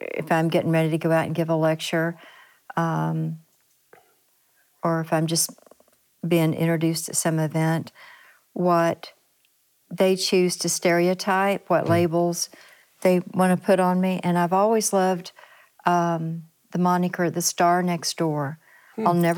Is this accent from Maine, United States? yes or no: no; Ashland, Kentucky, United States; moved away as an adult; also born or lived in California; Born and raised in Ashland, Kentucky. So the roots are very deep